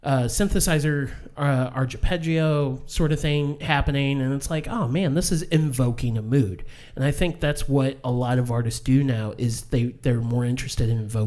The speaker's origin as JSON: {"language": "English", "town": "St. Louis", "region": "Missouri", "country": "United States", "said": "We're from St. Louis."}